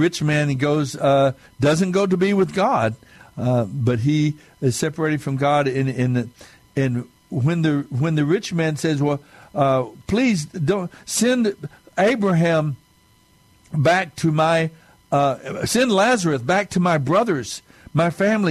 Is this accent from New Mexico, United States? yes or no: yes; southern New Mexico, United States; being Native American, a Mescalero Apache from the Apache tribe down in southern New Mexico